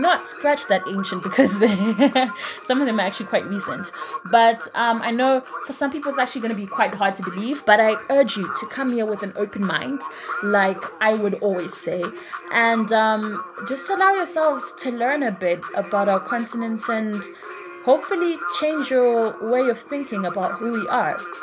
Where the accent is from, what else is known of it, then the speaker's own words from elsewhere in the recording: Zimbabwe; my home country, that is Zimbabwe